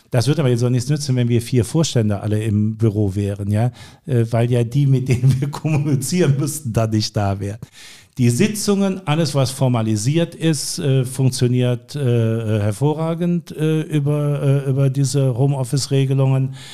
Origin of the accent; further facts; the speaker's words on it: North Rhine-Westphalia, Germany; Ich ich sehe mich selbst eigentlich auch in dem Zusammenhang als Rheinländer.